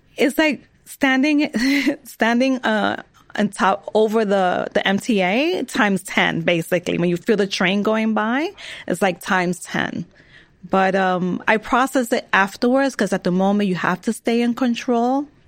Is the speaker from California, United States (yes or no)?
no; New York City, New York, United States; I was born and raised in New York